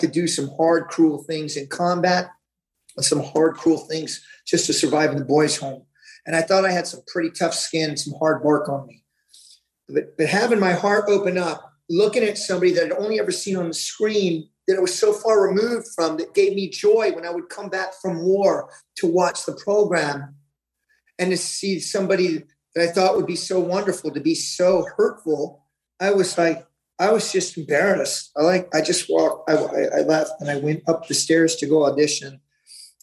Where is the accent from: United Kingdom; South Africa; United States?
United States; Kansas City, Missouri; moved away; I'm from Kansas City, Missouri